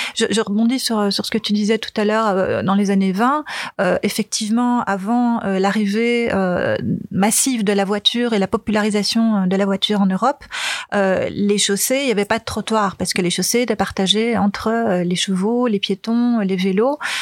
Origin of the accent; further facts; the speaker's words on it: Flanders, Belgium; now in Brussels, Belgium; j'ai grandi en Flandre, donc j'ai grandi sur un vélo.